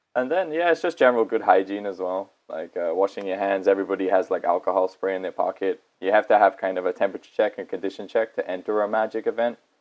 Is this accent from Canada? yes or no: no; United Kingdom; now in Japan; I'm from the UK and back in my home country